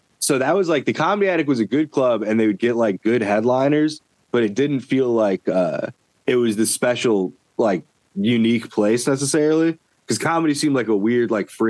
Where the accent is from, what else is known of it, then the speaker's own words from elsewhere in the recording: Cleveland, Ohio, United States; moved away as an adult; also born or lived in Indiana; now in Louisville, United States; So I grew up in Cleveland, Ohio, and then moved to Indiana.